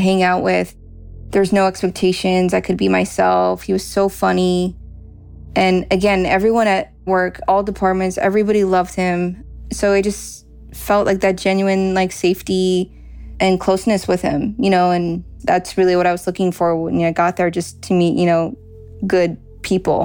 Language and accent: English; Los Angeles, California, United States; I am from Porter Ranch, California.